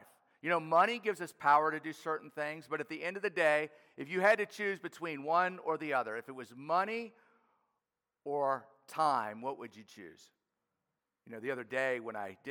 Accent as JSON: {"language": "English", "town": "New Orleans", "region": "Louisiana", "country": "United States", "tie": "born or raised there", "said": "I grew up in New Orleans, an inner city kid playing inner city baseball"}